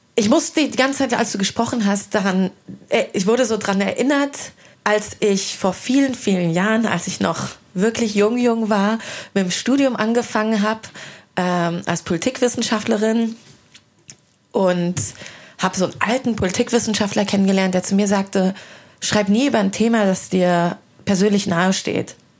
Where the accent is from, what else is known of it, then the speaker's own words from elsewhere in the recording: Hesse, Germany; moved away as an adult; also born or lived in London; now in Berlin, Germany; Ich komme aus Hessen und bin einfach sehr, sehr hessisch